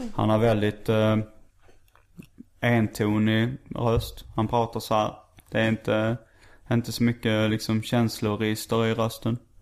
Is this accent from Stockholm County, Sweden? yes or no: no; Skåne, Sweden; accent: Scanian (skånska); brukar jag överdriva min skånska lite